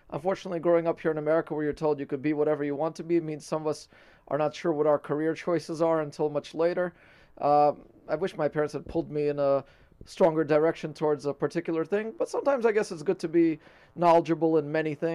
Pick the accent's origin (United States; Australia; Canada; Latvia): Latvia; born there; To be frank, I'm actually not Russian nor Ukrainian. I was born in Latvia.